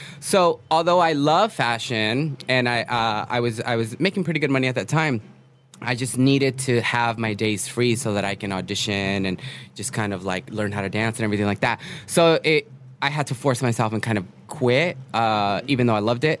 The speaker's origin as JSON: {"language": "English", "town": "Los Angeles", "region": "California", "country": "United States", "tie": "born or raised there", "also_born_or_lived": "New York", "said": "I grew up in East LA. We moved around a bit, so kind of all of LA here and there"}